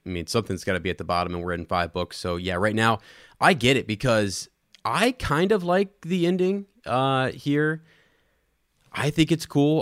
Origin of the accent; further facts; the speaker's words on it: Ohio, United States; I'm from Ohio